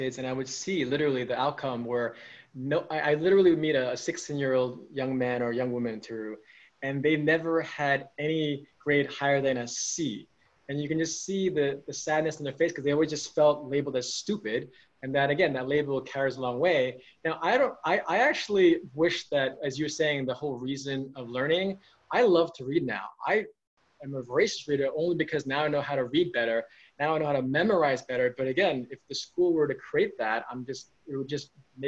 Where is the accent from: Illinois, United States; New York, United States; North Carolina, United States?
New York, United States; I was born and raised in New York, so I'm American